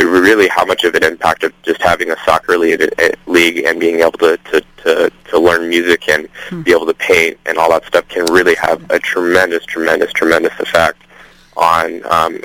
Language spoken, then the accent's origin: English; Seattle, Washington, United States; I'm actually from Seattle, Washington, up here with the University of Washington